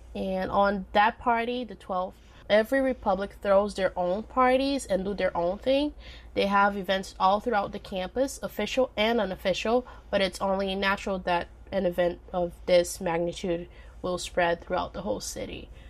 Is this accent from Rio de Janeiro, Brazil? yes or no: no; Minas Gerais, Brazil; English is a second language; my home state of Minas Gerais